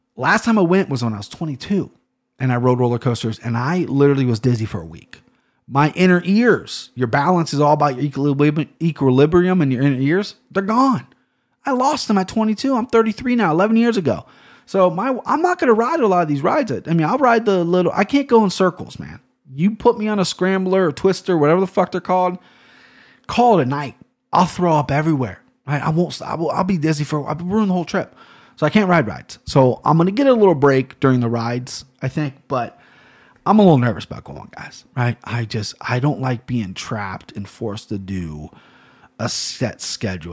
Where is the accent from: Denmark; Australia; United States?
United States; Cincinnati, Ohio; I'm from Cincinnati, Ohio